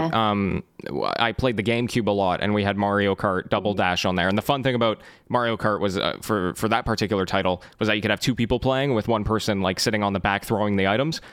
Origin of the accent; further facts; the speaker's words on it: Canada; I was born and raised in Canada.